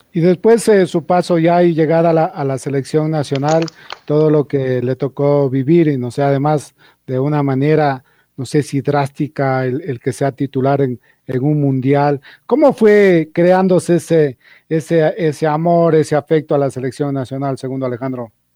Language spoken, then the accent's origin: Spanish; Ecuador